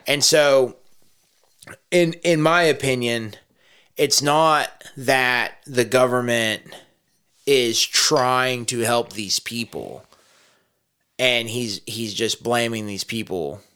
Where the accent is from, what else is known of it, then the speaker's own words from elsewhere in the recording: Texas, United States; I was raised a Texan